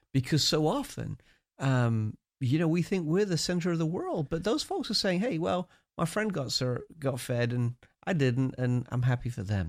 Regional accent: United Kingdom; accent: British; moved away

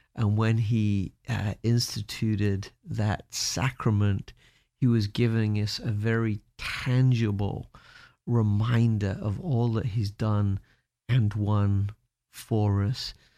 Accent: United Kingdom; moved away; as a Brit

